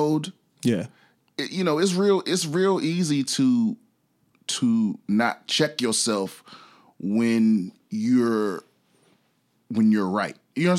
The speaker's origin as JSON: {"language": "English", "area": "Prince George's County", "region": "Maryland", "country": "United States", "said": "I'm from PG County, Maryland."}